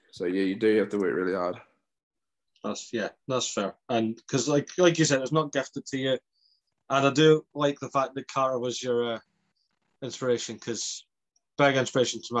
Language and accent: English; Aberdeen, Scotland, United Kingdom; Oh, I was born in Aberdeen. Aberdeen.